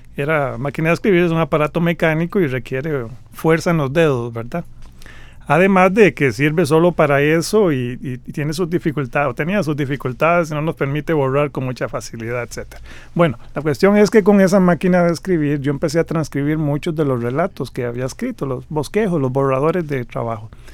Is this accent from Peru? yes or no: no; Costa Rica; soy un costarricense.